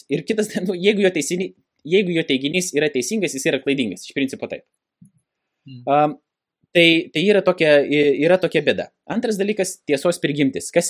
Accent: Lithuania; nors aš ir gimiau Lietuvoje, dabar žiūrint grinai sociologiškai, Lietuva, nu, nėra tokia jau krikščioniška valstybė, kaip kad bandoma yra pasakyti aš neužaugau tikinčioje šeimoje. Ir aš atsiverčiau būdamas 26 metų

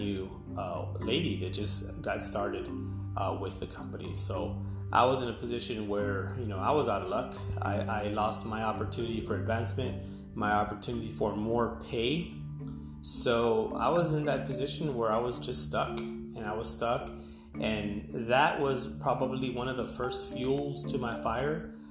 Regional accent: Edinburg, Texas, United States; I am from Edinburgh, Texas

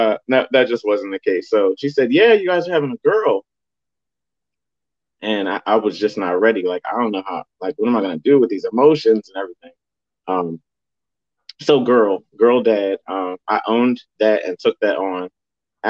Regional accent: Delaware, United States; I'm a Delaware native, born and raised in Delaware

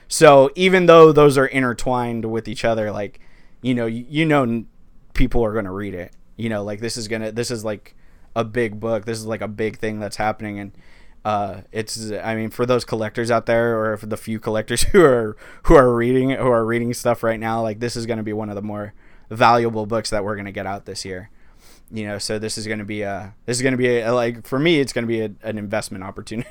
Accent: Los Angeles, California, United States; I'm from East L

